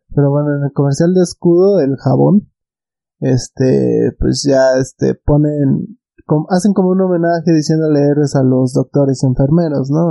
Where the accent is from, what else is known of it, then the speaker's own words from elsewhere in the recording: Mexico; nosotros somos pues, mexicanos, estamos al lado de Estados Unidos